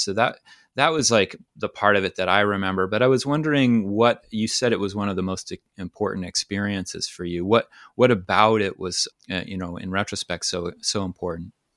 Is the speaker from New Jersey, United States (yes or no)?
no; Maine, United States; I grew up on the coast of Maine